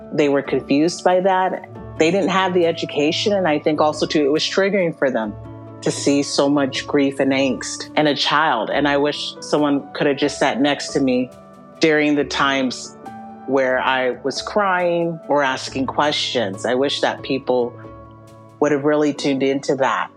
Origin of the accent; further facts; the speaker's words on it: Western Washington, United States; I grew up in Western Washington, and that's where I went into foster care